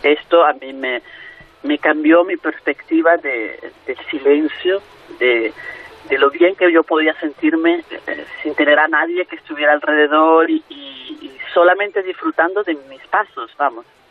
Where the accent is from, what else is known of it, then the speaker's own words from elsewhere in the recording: Venezuela; moved away; also born or lived in Madrid, Spain; yo soy venezolana pero España fue mi tierra de acogida durante 12 años